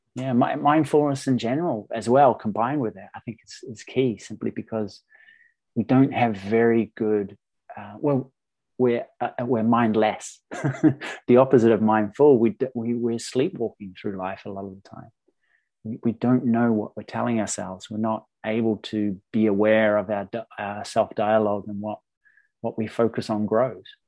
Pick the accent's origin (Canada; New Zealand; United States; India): New Zealand; moved away; I'm from New Zealand originally